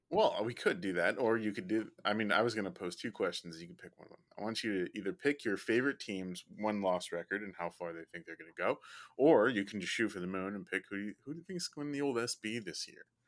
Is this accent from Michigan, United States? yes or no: no; Chicago, Illinois, United States; I'm from Chicago.